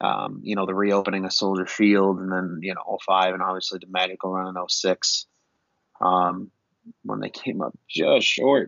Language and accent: English; Oak Lawn, Illinois, United States; I was born and raised in Chicago, a little suburb right outside of the city called Oaklawn.